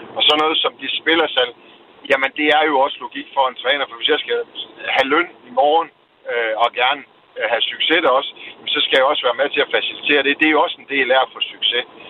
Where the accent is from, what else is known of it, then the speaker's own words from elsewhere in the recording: Arden and Pandrup, North Denmark Region, Denmark; jeg er fra Arden og Pandrup